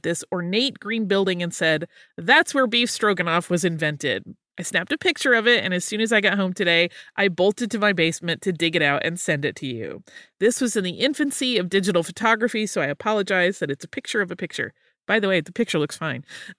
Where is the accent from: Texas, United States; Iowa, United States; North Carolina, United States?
Iowa, United States; Cedar Rapids; I am originally from Cedar Rapids, Iowa, which is one of, and perhaps the only, location Cap'n Crunch is made.